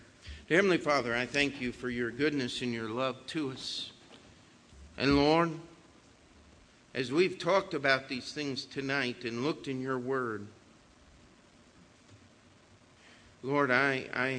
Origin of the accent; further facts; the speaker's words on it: United States; As an American